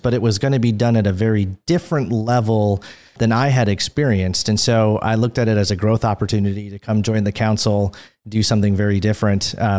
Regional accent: Minnesota, United States; moved away as an adult; also born or lived in California / Beaverton, Oregon; Born and raised in Minnesota, so I'm a Midwestern boy. Grew up north of the Twin Cities

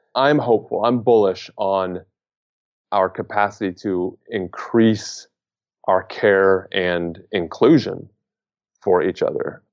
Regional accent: United States; as an American

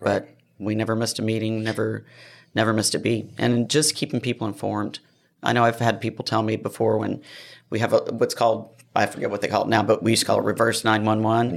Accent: Austin, Texas, United States; moved away as an adult; now in Tomball, United States; Grew up in Austin.

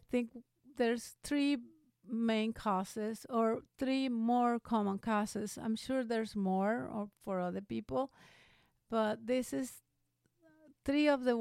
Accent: Veracruz, Mexico; now in Phoenix, United States; when I was in high school, back in my hometown of Veracruz in Mexico

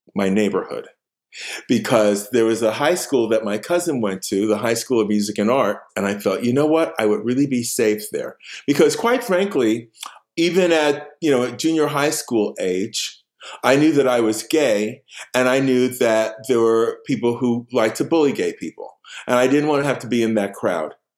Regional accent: New York City, New York, United States; moved away as an adult; also born or lived in Queens / Stockbridge; I was born in Harlem

